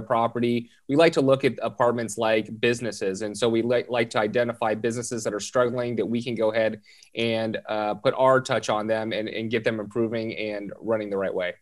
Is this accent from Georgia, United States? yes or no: no; Southern California, United States; born and raised in Southern California